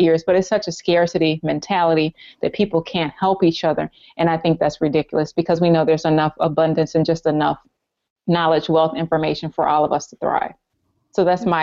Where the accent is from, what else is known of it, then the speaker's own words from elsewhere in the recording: the South, United States; Growing up in the South